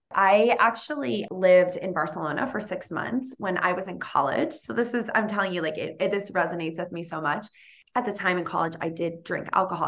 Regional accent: Boston, Massachusetts, United States; now in California, United States; I'm from Boston and I'm, I live in, in California.

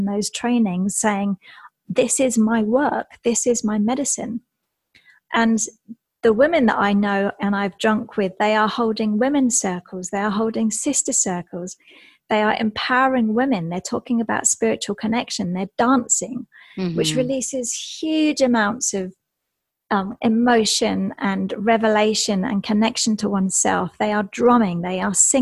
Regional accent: Essex, East of England, United Kingdom; moved away; I'm from England, from Essex

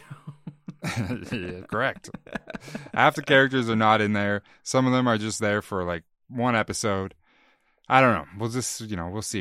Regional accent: Canada; We're Canadian

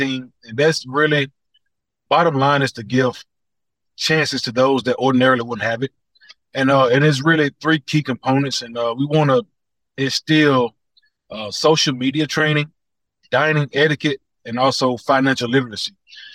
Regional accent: Atlanta, Georgia, United States; My three sisters, they lived in projects. So that lets you know I was in and around the projects a lot. I grew up on the southeast side.

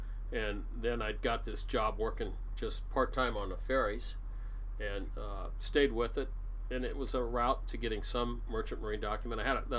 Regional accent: Seattle, Washington, United States; I was born in Seattle, raised here. My parents were born and raised here, or my dad was. And big Seattle family.

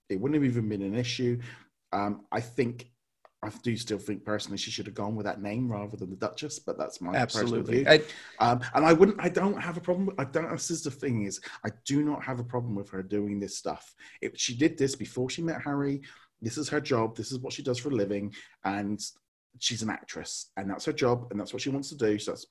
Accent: United Kingdom; being in Britain and being British

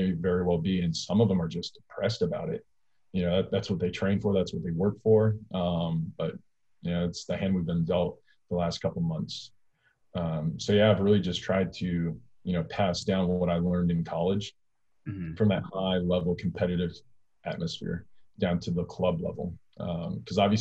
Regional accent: California, United States; moved away as an adult; also born or lived in Alabama; I'm from California, which is massive.

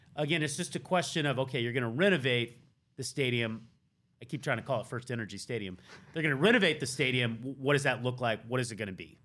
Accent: the South, United States; moved away; I'm from the South, sorta.

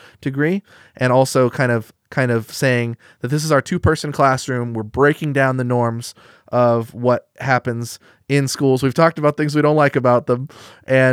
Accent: Eugene, Oregon, United States; Growing up in Eugene, Oregon

